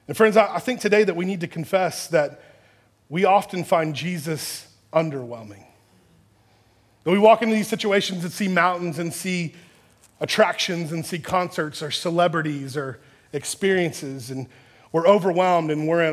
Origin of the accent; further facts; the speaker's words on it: Texas, United States; I grew up in Texas